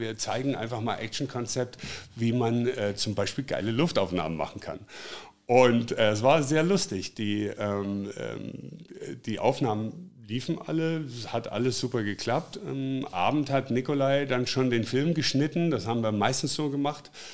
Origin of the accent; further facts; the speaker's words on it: Black Forest, Baden-Württemberg, Germany; moved away as an adult; now in Hanover, Germany; ich komme aus dem Schwarzwald, bin vor 25 Jahren nach Hannover gezogen.